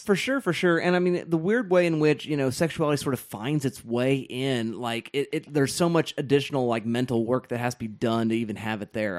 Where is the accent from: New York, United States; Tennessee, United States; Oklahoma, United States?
Oklahoma, United States; Southwest; I grew up in Southwest Oklahoma.